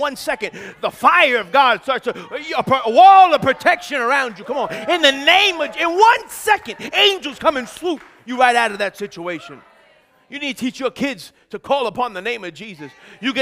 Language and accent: English; United States; I'm American.